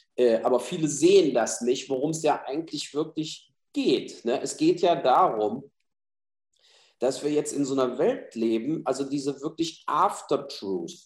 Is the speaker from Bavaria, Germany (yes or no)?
no; Mainz, Rhineland-Palatinate, Germany; in Mainz, in meiner Heimatstadt